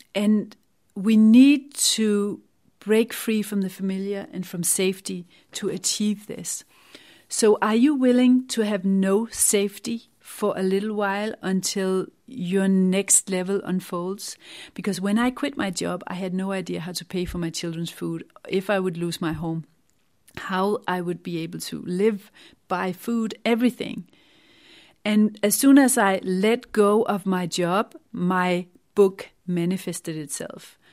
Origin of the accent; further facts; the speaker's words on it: Denmark; moved away as an adult; now in England, United Kingdom; I had to divorce my home country, Denmark